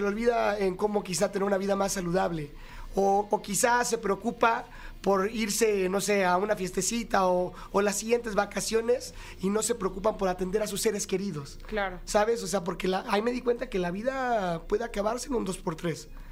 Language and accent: Spanish; Monterrey, Nuevo León, Mexico; Soy de provincia, soy de Monterrey, Nuevo León